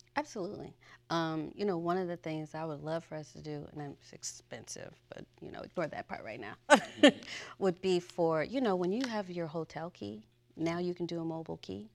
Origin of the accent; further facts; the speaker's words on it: Chicago, Illinois, United States; moved away as an adult; I'm from Chicago, Illinois, and I went to Mother Macaulay High School